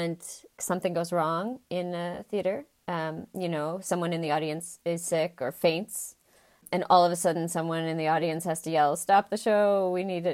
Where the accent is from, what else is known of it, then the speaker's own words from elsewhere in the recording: United States; I'm American and coming from a United States context.